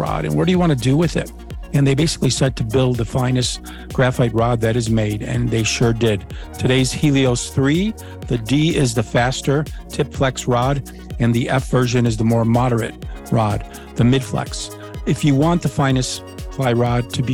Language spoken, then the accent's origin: English; Niagara Frontier, New York, United States; since I was a little boy growing up in the Niagara Frontier with my paper route